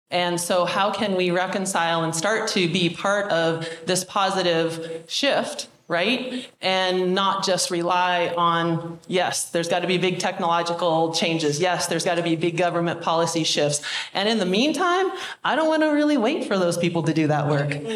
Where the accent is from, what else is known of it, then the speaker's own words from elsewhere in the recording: Mount Baker, Washington, United States; also born or lived in White Pass, Washington; I'm from Mount Baker ski area. And I was born and raised in the mountains literally, I was born at White Pass, Washington, and then uh, our family came to Mount Baker in 1968.